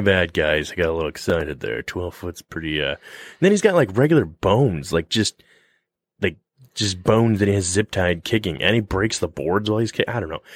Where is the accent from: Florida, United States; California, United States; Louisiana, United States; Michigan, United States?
Michigan, United States; we're from Michigan